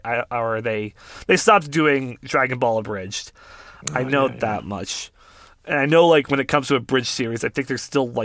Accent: Canada; being Canadian

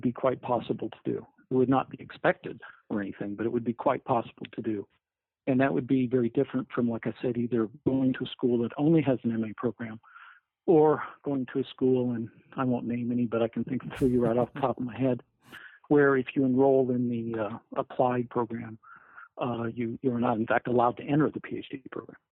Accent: Fort Collins, Colorado, United States; also born or lived in Texas / Arizona; now in Binghamton, United States; I'm originally from the West. I'm originally from Fort Collins, Colorado.

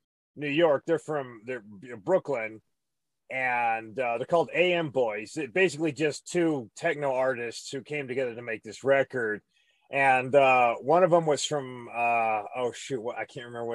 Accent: Scotland, United Kingdom; I'm Scottish

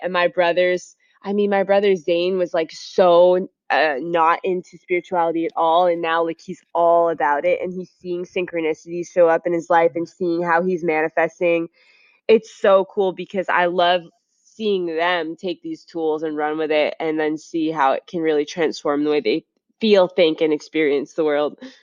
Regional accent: Beverly, Massachusetts, United States; I grew up in Beverly, Massachusetts, which is next to Salem

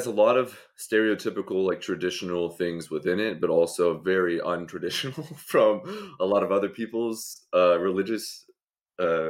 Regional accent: Oklahoma, United States; moved away; also born or lived in Colorado; I'm from Oklahoma originally. Born and raised, kind of spent half the time there, half the time in Colorado.

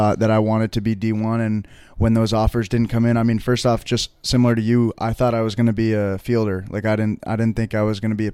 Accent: Vermont, United States; I'm from Vermont.

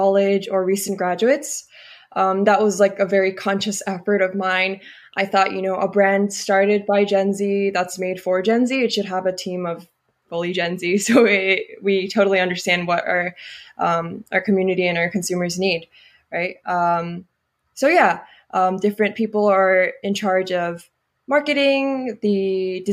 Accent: South Korea; moved away as an adult; now in Berkeley, United States; I grew up in Korea

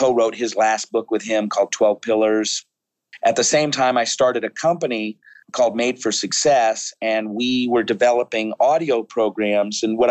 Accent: Seattle, Washington, United States; moved away as an adult; now in Scottsdale, United States; I was born and raised in Seattle. I just moved to Scottsdale after 50 years in Seattle about 7 weeks ago

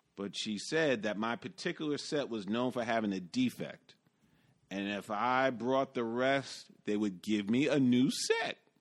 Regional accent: New York City, New York, United States; as a New Yorker

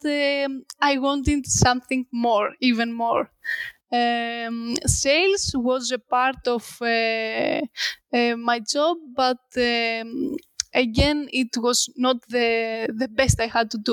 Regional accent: Greece; I returned back to my hometown

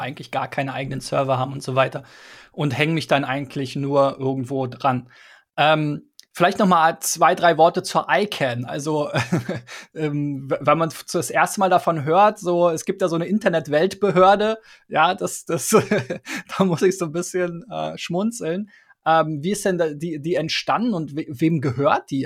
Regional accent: Berlin, Germany; mir als Berliner

